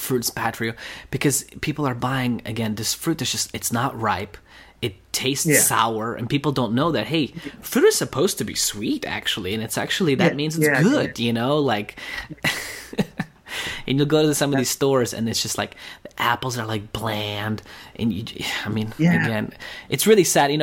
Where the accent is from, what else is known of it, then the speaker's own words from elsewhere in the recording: Russia; now in United States; I'm from Russia originally. So when I moved to US